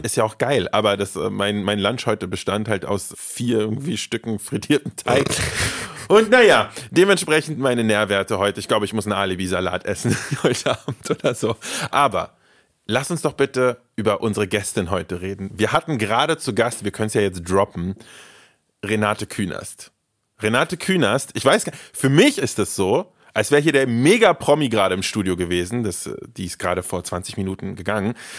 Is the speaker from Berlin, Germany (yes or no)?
yes; Berlin, Germany; ich bin zwar nicht in Berlin geboren, aber auf jeden Fall aufgewachsen und zwar in Tempelhof-Schöneberg